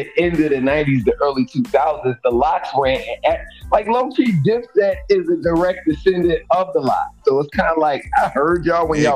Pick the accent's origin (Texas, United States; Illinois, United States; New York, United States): New York, United States; I'm from New York